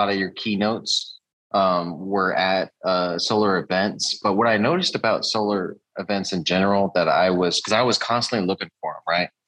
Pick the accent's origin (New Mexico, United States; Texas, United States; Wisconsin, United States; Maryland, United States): Texas, United States; San Antonio; also born or lived in Corpus Christi, Texas / Devine, Texas; San Antonio originally, and then I moved to Corpus, and that's where I started